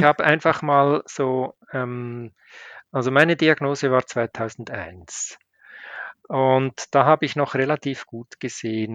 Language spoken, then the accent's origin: German; Switzerland